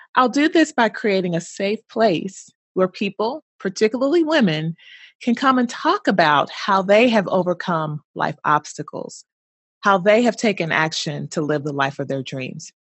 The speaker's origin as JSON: {"language": "English", "town": "Louisville", "region": "Kentucky", "country": "United States", "tie": "born or raised there", "also_born_or_lived": "Bloomington, Indiana", "moved": "as an adult", "said": "I'm originally from Louisville, Kentucky. Haven't lived there in many, many years, but that is my hometown."}